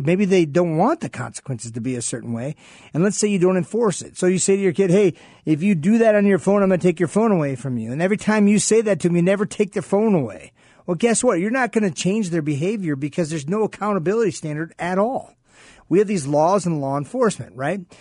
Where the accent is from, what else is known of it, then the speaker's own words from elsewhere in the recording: Sault Ste. Marie, Michigan, United States; also born or lived in East Lansing, Michigan; now in Phoenix, United States; I grew up in Michigan, in a part, a Sault Ste. Marie, Michigan, then I moved down to East Lansing, Michigan.